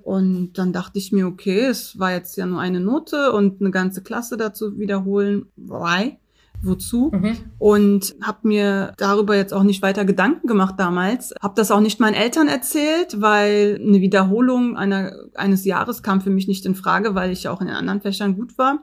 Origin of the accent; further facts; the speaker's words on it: Berlin, Germany; 1982 geboren in Neukölln in der damaligen Frauenklinik am Mariendorfer Weg